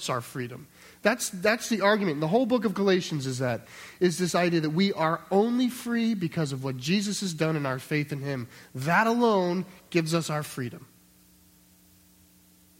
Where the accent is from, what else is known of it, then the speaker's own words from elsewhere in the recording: United States; we're American